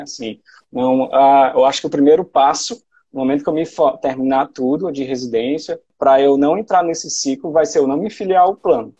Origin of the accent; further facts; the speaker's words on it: Sobral, Ceará, Brazil; moved away as an adult; also born or lived in Ribeirão Preto, São Paulo; now in Fortaleza, Brazil; eu fiz faculdade né, de medicina lá na UFC de Sobral, né, que era a minha cidade natal